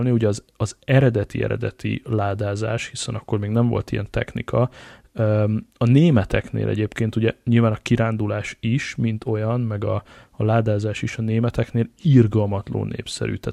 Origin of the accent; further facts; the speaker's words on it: Hungary; és akkor most itt össze is szégyelem magam, de nagyon gyorsan, mint, mint magyar